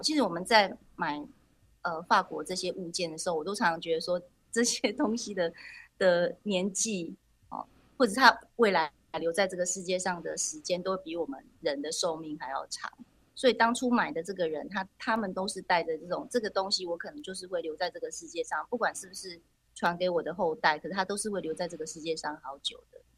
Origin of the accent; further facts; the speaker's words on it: Taiwan; moved away; also born or lived in France; 我就在台湾